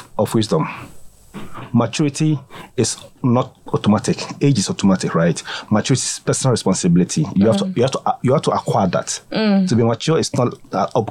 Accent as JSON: {"language": "English", "town": "Kumasi", "region": "Ashanti", "country": "Ghana", "tie": "born or raised there", "also_born_or_lived": "Ahenemakokobin, Ghana / Accra, Ghana / Eastern Region, Ghana", "said": "I was born in Ghana. A town called Ahenemakokobin. It's in the Ashanti region."}